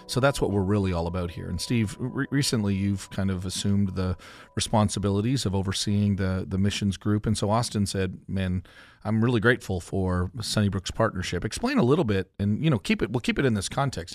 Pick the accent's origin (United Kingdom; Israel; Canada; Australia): Canada; moved away; also born or lived in Joplin, Missouri; I came from Canada to Joplin